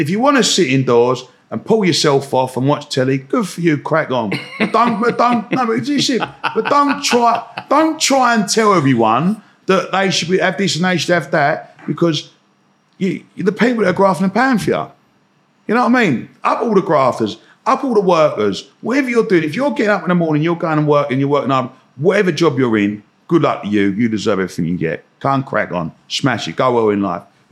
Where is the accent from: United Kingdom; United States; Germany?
United Kingdom; Romford, London; I grew up in Romford